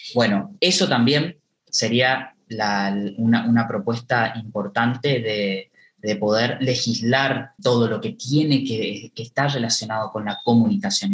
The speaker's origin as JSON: {"language": "Spanish", "town": "Esquina", "region": "Corrientes", "country": "Argentina", "tie": "born or raised there", "said": "poder trabajar en, mi ciudad natal. Yo nací acá, en Esquina"}